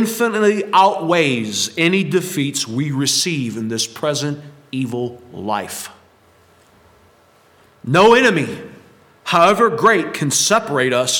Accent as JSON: {"language": "English", "country": "United States", "said": "especially as Americans"}